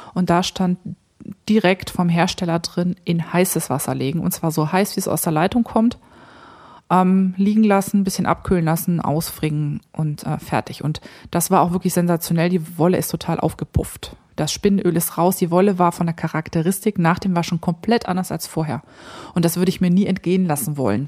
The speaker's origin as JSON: {"language": "German", "area": "near Krefeld", "region": "North Rhine-Westphalia", "country": "Germany", "tie": "born or raised there", "moved": "yes", "said": "Ich komme ja ähm, aus dem Rheinland, also ich bin im Rheinland aufgewachsen, gar nicht weit, also 20, 25 Minuten von Krefeld entfernt"}